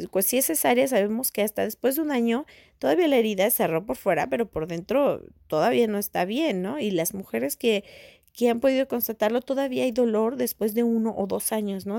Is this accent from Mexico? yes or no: yes; Mexico; en México, al menos en mi país